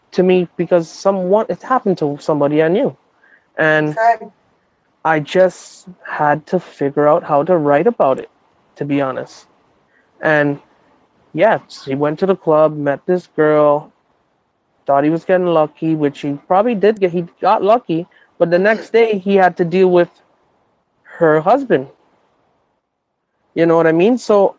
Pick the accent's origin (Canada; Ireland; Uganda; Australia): Canada; Toronto, Ontario; I'm from Toronto